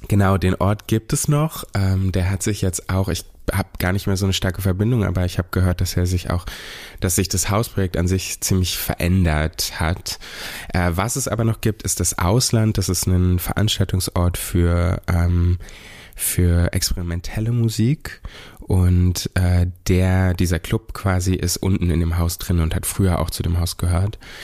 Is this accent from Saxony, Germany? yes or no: no; Berlin, Germany; dass ich hier aufgewachsen bin